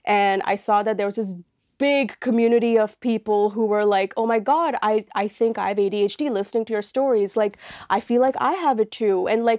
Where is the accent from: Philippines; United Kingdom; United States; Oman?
Oman; moved away as an adult; now in Halifax, Canada; my background is like, I am an Indian woman. I come from an Indian family. However, I grew up in this country called Oman in the Middle East.